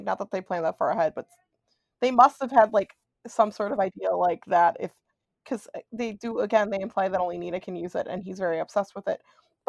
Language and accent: English; New Jersey, United States; I'm actually from New Jersey